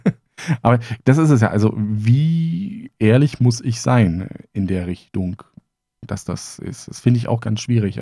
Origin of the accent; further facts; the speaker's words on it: Germany; meine Kindheit in der DDR